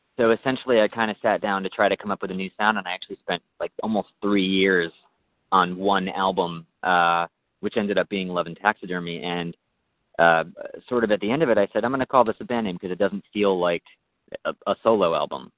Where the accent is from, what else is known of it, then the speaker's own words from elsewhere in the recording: New York, United States; now in Southern California, United States; I'm from New York